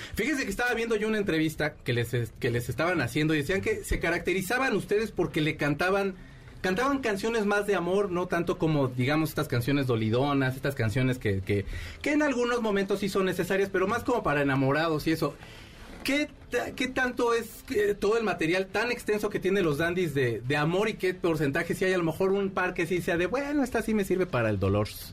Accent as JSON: {"language": "Spanish", "country": "Mexico", "said": "como mexicano"}